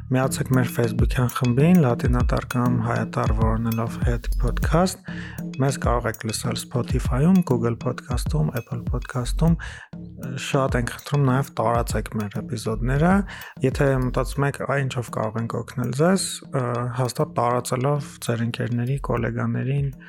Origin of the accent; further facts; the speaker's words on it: Gyumri, Shirak, Armenia; Գյումրում եմ մեծացել